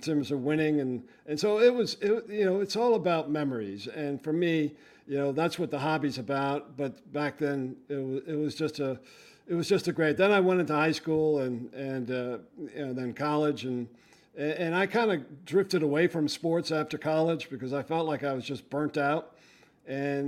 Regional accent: Westchester County, New York, United States; I grew up in a middle-class neighborhood in Westchester County

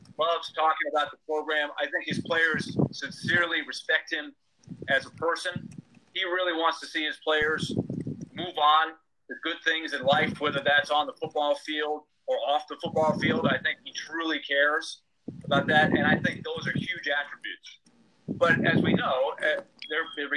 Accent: New York, United States; now in Nashville, United States; when I was growing up in New York.

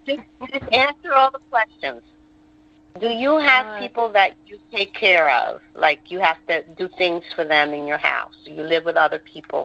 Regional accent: Conway, South Carolina, United States; I'm from Conway, South Carolina.

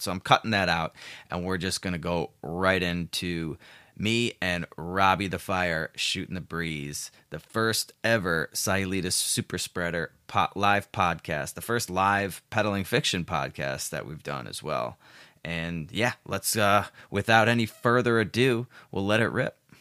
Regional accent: Chicago, Illinois, United States; moved away as an adult; now in Puerto Vallarta, Mexico; I'm from Chicago originally. I still have a place there.

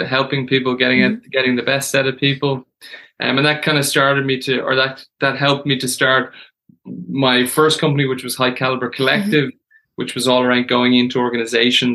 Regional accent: Dublin, Leinster, Ireland; I grew up in Dublin.

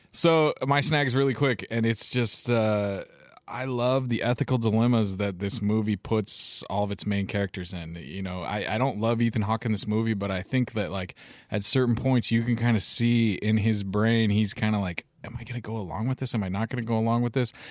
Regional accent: United States; as an American male young man

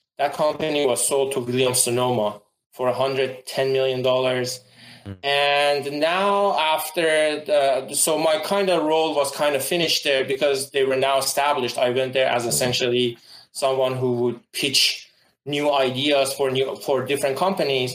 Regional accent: Iran; moved away as an adult; also born or lived in Wisconsin / Bay Area; now in United States; I'm originally from Iran. I came to USA about 13 years

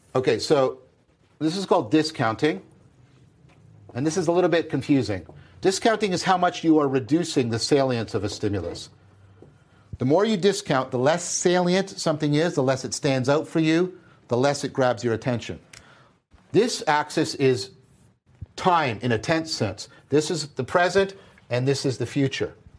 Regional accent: Hamilton, Ontario, Canada; I'm from Hamilton

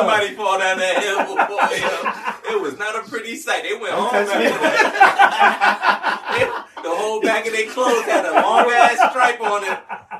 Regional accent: East Orange, New Jersey, United States; also born or lived in Elizabeth, New Jersey; I grew up in East Orange. Like, in my beginning years, like, y'all see my complexion, bro. I grew up in East Orange

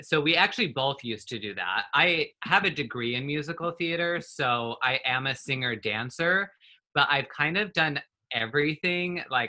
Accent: northern Utah, United States; also born or lived in Oklahoma; now in California, United States; I'm 30 years old, and I'm originally from Utah, like northern Utah. We have moved around pretty much all over the place.

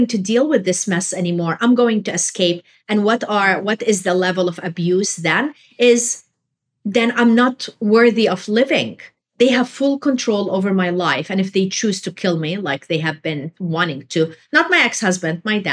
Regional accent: Jordan; moved away; I was raised in Jordan

